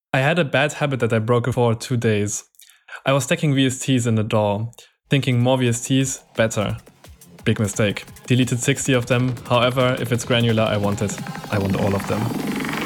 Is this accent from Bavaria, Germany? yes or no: yes; Nuremberg, Bavaria, Germany; in my hometown, there's also a music festival happening every year, which is quite big. Um, in, it's a German festival called, um, Rock im Park